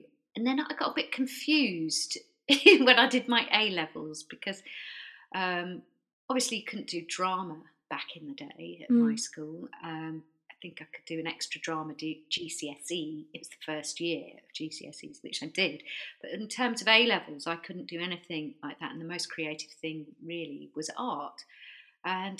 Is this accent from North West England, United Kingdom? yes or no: no; near Stratford-upon-Avon, West Midlands, United Kingdom; now in Brighton, United Kingdom; I grew up in the Midlands, lived quite near to Stratford upon Avon